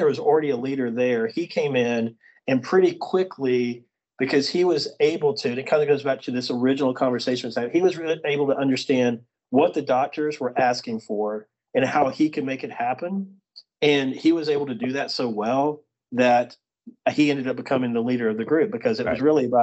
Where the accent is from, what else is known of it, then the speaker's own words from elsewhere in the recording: Birmingham, Alabama, United States; I grew up in Birmingham in Alabama.